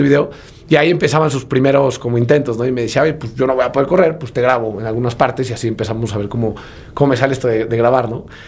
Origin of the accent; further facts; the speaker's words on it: Puebla, Mexico; yo soy originario de Puebla